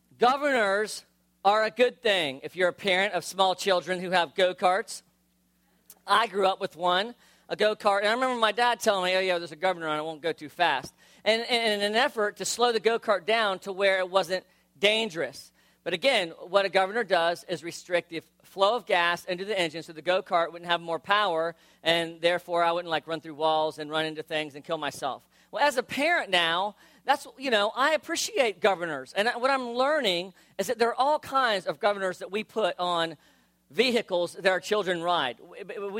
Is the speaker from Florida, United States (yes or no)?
yes; South Florida, United States; I grew up in South Florida